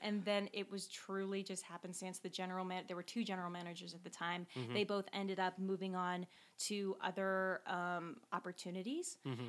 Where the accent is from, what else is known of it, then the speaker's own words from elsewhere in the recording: Dallas-Fort Worth area, Texas, United States; moved away as an adult; also born or lived in Leicester, United Kingdom / London, United Kingdom; now in Chicago, United States; I am originally from the Dallas-Fort Worth area in Texas.